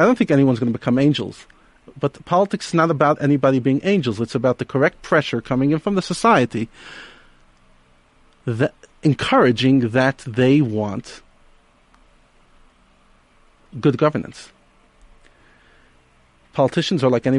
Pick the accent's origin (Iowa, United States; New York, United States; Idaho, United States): New York, United States; moved away as an adult; also born or lived in Israel; now in South Africa; I grew up in New York, in America.